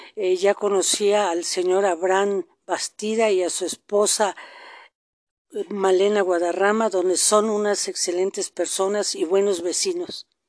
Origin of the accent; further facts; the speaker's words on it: southern State of Mexico, Mexico; also born or lived in Toluca / Tejupilco; Mi infancia la pasé en el sur del estado con mis papás